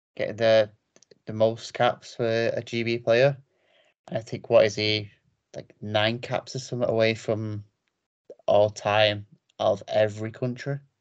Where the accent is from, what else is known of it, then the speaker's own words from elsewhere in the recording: Manchester, North West England, United Kingdom; I say Manchester